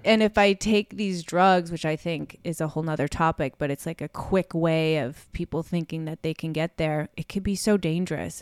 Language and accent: English; Chicago, Illinois, United States; moved away; have grown up in Chicago